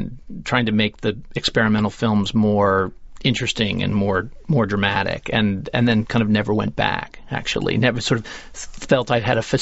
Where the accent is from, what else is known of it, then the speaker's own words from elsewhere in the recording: Connecticut, United States; I grew up in Connecticut.